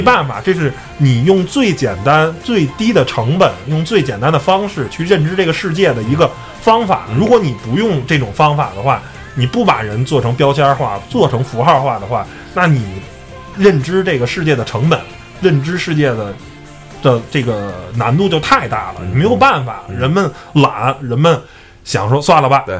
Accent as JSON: {"language": "Chinese", "region": "Beijing", "country": "China", "said": "我也是一个北京人"}